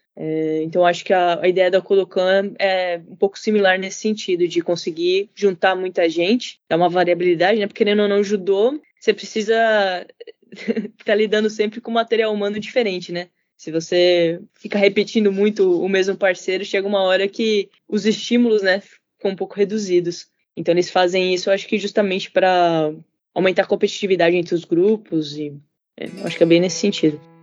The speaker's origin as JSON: {"language": "Portuguese", "country": "Brazil", "tie": "born or raised there", "moved": "yes", "lives_now": "Tsukuba, Japan", "said": "eu fui criada no Brasil"}